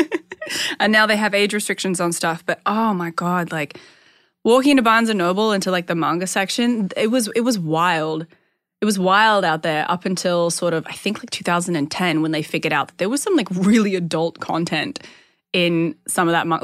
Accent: Perth, Western Australia, Australia; in my hometown

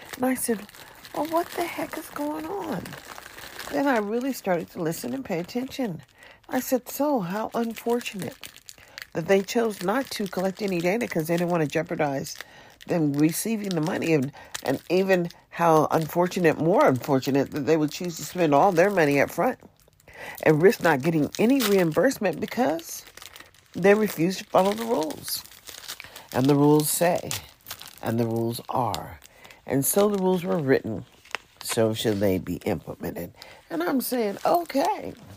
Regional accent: United States; also born or lived in Nevada; I am an American and I am a citizen.

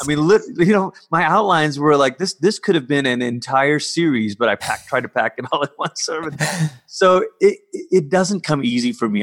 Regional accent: Malaysia; I grew up in Malaysia.

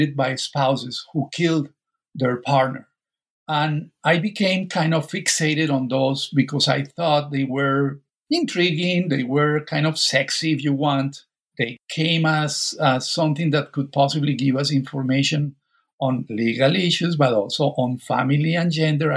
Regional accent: Colombia; moved away as an adult; I was born, raised in Colombia, and also did my undergraduate degree there

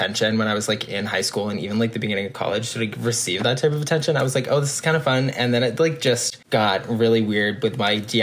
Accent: Massachusetts, United States; I'm from Massachusetts.

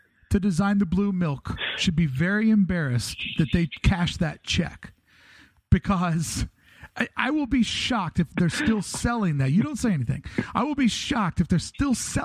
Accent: Ohio Valley, United States; I grew up on the banks of the Ohio River

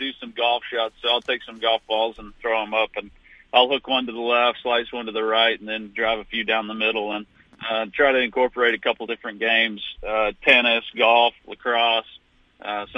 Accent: Fort Worth, Texas, United States; accent: drawl; I'm from Fort Worth, Texas, and so I got a little bit of a draw, I've heard.

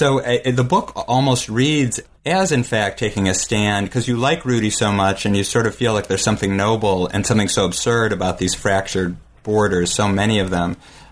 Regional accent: United States; because that's just me being an American who doesn't speak

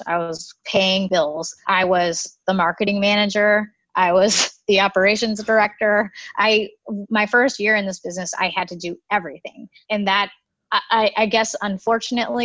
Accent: Sacramento, California, United States; moved away as an adult; also born or lived in Los Angeles / New York City; I moved back to my hometown, which is Sacramento

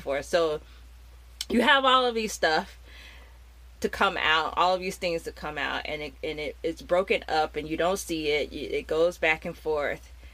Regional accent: United States; growing up in America in in the '90s

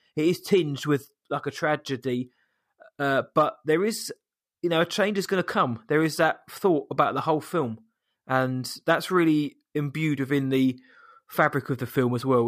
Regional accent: England, United Kingdom; from England

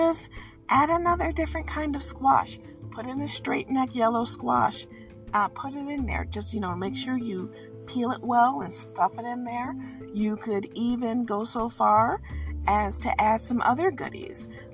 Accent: Midwest, United States; I'm from the Midwest

